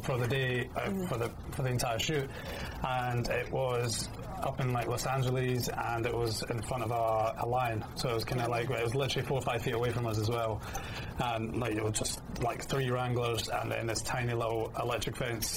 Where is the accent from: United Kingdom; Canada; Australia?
United Kingdom; also born or lived in Scotland; now in London, United Kingdom; being British